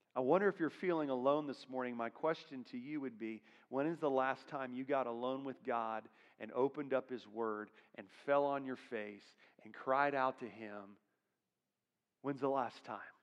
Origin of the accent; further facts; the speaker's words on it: Florida, United States; I'm from Florida